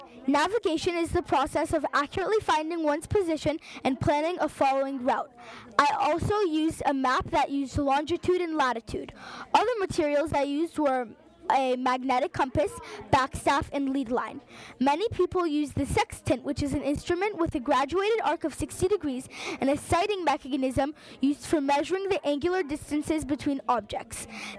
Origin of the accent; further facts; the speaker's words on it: Portugal; born there; I was born in 1490 in Portugal. My parents were members of the Portuguese nobility, and after their deaths, I became a page for the Queen at age 10.